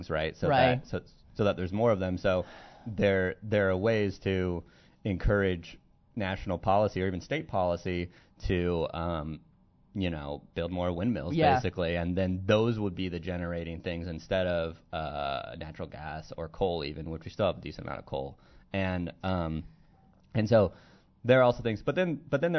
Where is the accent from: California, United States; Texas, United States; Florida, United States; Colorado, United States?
California, United States; now in Pittsburgh, United States; as a Californian